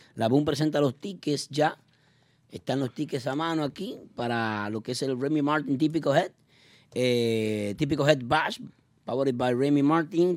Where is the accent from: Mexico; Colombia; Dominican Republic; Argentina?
Dominican Republic; nos identifica como dominicanos